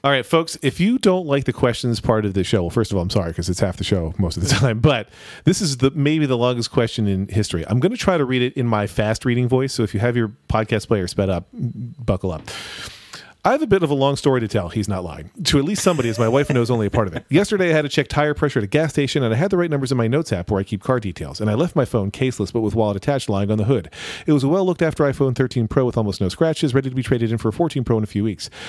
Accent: United States; as an American

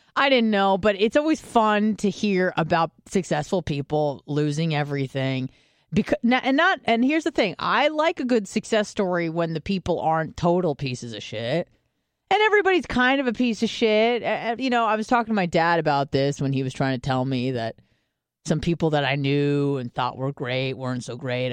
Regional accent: San Diego, California, United States; moved away; I grew up in San Diego

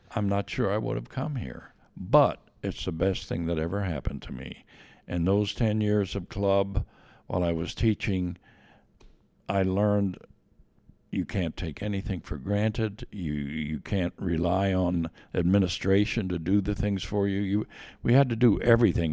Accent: Myerstown, Pennsylvania, United States; moved away as an adult; also born or lived in Lebanon, Pennsylvania / Bloomington, Indiana; I was born in Lebanon, P A, but moved at a young age to a small town, Myerstown

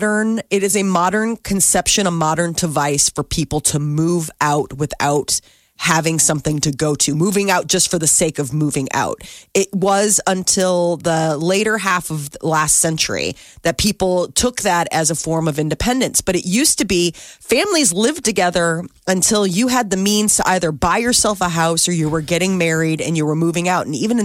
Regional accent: Ireland; I'm an Irish mother. I want my son.

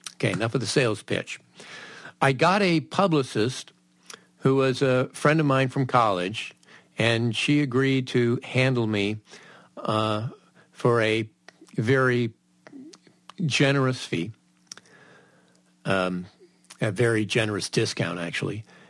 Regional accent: Southern California, United States; growing up in Southern California.

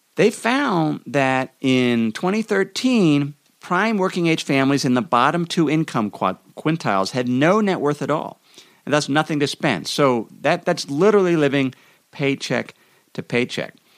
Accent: Idaho, United States; in my home state of Idaho

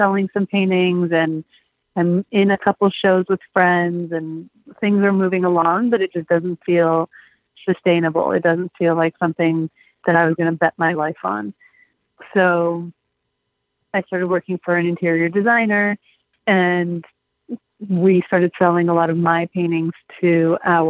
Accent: Los Angeles, California, United States; moved away as an adult; also born or lived in Michigan; I'm from Los Angeles, born and raised

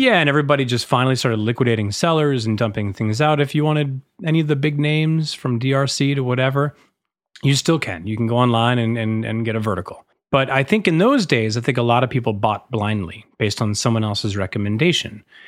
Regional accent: Massachusetts, United States; also born or lived in San Francisco; now in New York, United States; I grew up in Massachusetts

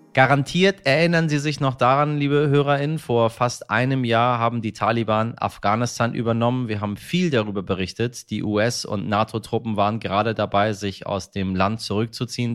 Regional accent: Germany

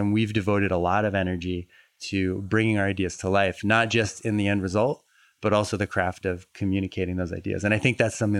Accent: Fall River, Massachusetts, United States; Fall River, Massachusetts.

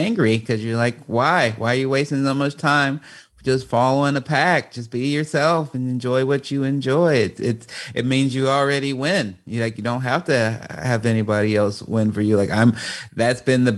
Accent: Chicago, Illinois, United States; a young, you know, black man growing up in Chicago

